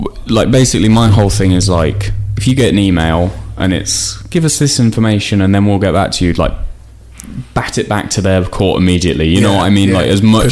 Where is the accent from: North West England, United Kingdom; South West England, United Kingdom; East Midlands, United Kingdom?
East Midlands, United Kingdom; Northampton; we're from Northampton, we stayed in Northampton for uni and stayed there